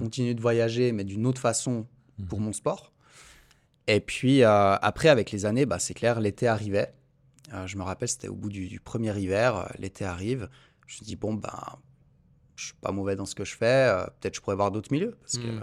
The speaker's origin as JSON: {"language": "French", "town": "Montreux", "region": "Vaud", "country": "Switzerland", "said": "je suis de Montreux"}